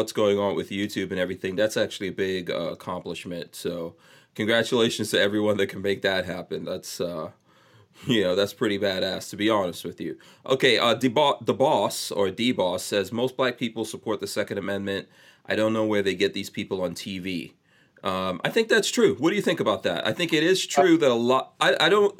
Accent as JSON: {"language": "English", "region": "New York", "country": "United States", "tie": "born or raised there", "said": "I grew up in New York"}